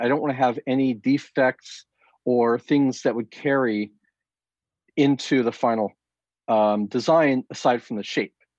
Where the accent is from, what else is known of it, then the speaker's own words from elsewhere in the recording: Southern California, United States; I grew up here in Southern California